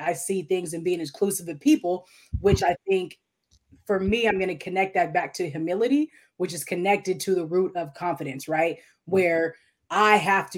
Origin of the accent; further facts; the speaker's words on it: Tacoma, Washington, United States; moved away; I'm from Tacoma, Washington originally